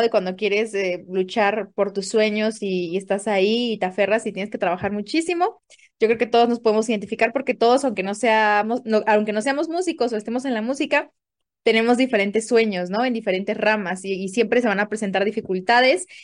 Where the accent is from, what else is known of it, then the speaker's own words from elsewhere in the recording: Tapachula, Chiapas, Mexico; moved away as an adult; also born or lived in Oaxaca; now in Mexico City, Mexico; soy originaria de Chiapas, de Tapachula, para ser exactos.